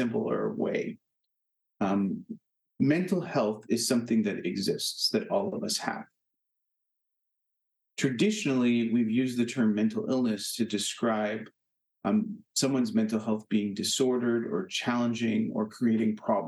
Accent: Canada; now in Hartford, United States; as a Canadian

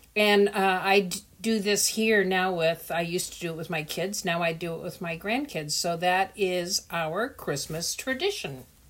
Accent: Netherlands; born or raised there; also born or lived in Indonesia

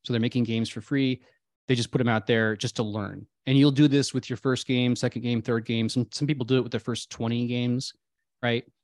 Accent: Midwest, United States; I grew up in the Midwest

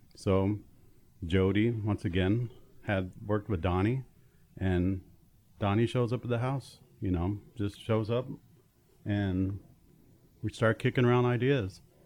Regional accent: Tooele, Utah, United States; born and raised in Tooele, Utah, a small town west of Salt Lake City.

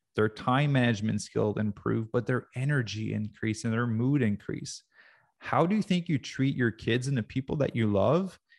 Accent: Quebec, Canada; I grew up in Quebec.

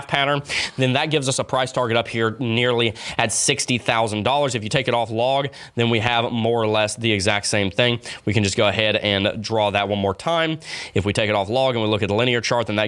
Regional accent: the South, United States; accent: southern; my southern accent came out there

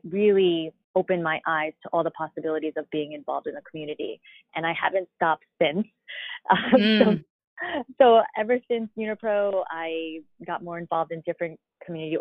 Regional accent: Long Island, New York, United States; now in Manhattan, United States; I was born and raised in Long Island, New York

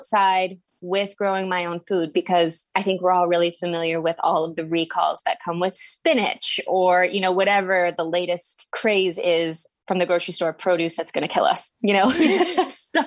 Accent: Midwest, United States; moved away as an adult; also born or lived in central New Jersey; now in New Jersey, United States; I currently live on a 6-acre farm in central New Jersey, and I'm from the Midwest

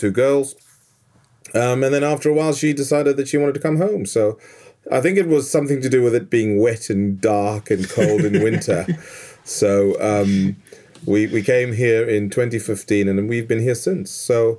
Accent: Zimbabwe; moved away as an adult; also born or lived in Zambia; now in Adelaide, Australia; But I'm actually from Africa. I was born in a country called Zambia, and my family and I lived there in the 70s, late 70s. Then my mom and dad moved to Zimbabwe. That coincided with them splitting up as well. And we landed in Zimbabwe in 1980

